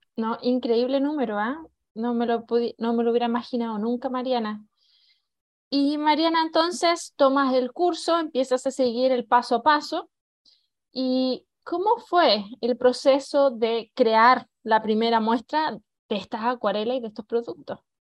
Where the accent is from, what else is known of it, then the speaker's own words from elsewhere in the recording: Chile; moved away; yo ya también llevo 20 años de, afuera de Chile, pero cada vez que voy a Chile